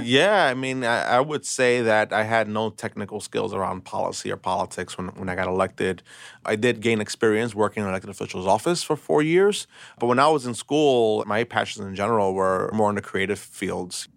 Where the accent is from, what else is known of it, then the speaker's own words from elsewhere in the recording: New York City, New York, United States; I was born and raised in Brooklyn.